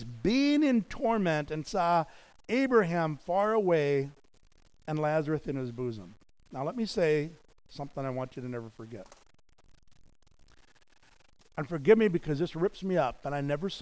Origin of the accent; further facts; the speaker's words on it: United States; here I was as an American pastor evangelist